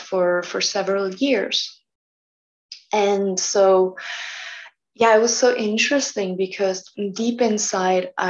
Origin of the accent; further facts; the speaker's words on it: Switzerland; moved away as an adult; also born or lived in Bali; I was living before for 1 year in my village where I was born, where I grew up